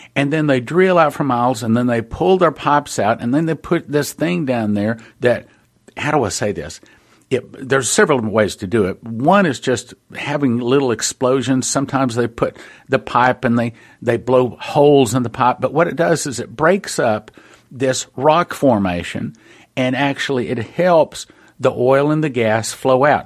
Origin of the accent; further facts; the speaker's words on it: West Texas, United States; I was raised out in West Texas